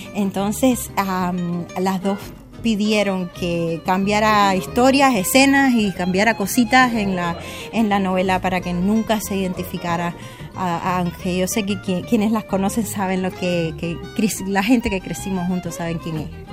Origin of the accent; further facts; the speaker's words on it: Cuba; moved away as an adult; also born or lived in China / Kenya / Mexico; now in Canada; salí de Cuba a los veinte años, pero después di mis paseitos por el mundo. Eh, las aventuras me llevaron a China, Kenia, México, y me instalé en Canadá en el dos mil cinco